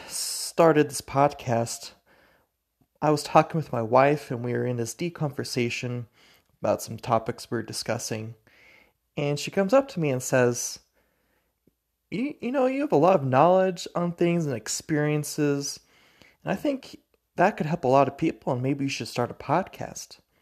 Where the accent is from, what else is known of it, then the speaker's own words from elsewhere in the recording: Spokane, Washington, United States; moved away as an adult; now in Logan, United States; I'm from Spokane, Washington. Currently live in Logan, Utah